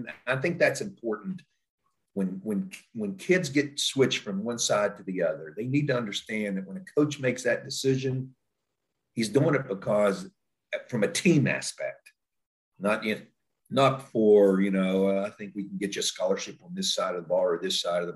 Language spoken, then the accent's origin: English; Elkins, West Virginia, United States; moved away as an adult; now in Pataskala, United States; go back home to my hometown, Elkins, West Virginia